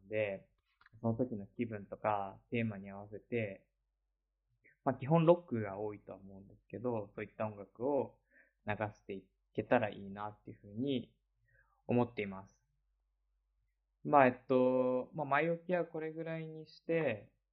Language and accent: Japanese; Komae, Tokyo, Japan; moved away as an adult; now in Barcelona, Spain; 僕が、まあ、生まれ育った町の話をちょっとしたいんですけども、東京都の狛江市っていう場所で